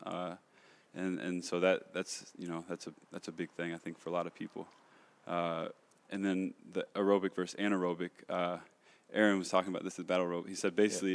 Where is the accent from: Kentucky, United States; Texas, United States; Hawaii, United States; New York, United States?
Kentucky, United States; moved away as an adult; now in Los Angeles, United States; I'm from Kentucky. Uh, grew up there, born and raised.